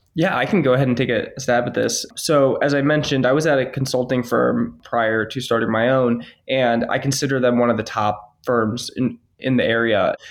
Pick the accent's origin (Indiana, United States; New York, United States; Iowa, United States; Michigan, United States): Michigan, United States; Ann Arbor; I was actually born and raised in Ann Arbor, Michigan.